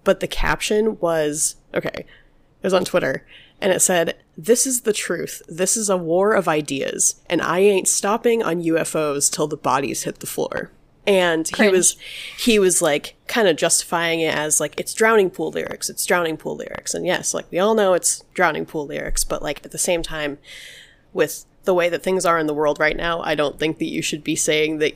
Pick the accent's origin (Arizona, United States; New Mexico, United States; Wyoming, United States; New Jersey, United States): New Mexico, United States; I'm from New Mexico